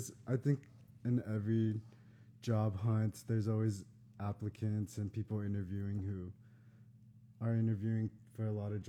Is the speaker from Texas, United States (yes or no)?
yes; San Antonio, Texas, United States; now in Austin, United States; I kind of chose to move to Austin after college because it's close to my hometown.